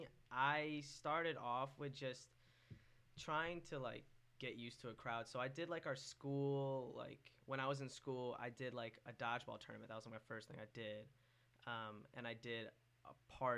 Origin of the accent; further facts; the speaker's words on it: Okemos, Michigan, United States; I'm from Okemos, so I'm really just from the area my whole life.